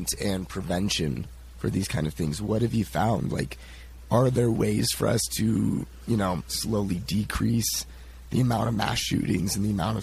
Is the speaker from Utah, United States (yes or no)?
no; Colorado, United States; I'm from Colorado